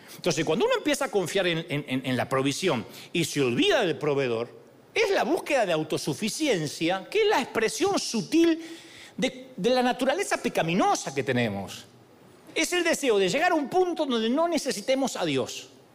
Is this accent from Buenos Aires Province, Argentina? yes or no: yes; Billinghurst, Buenos Aires Province, Argentina; Yo nací en Billinghurst.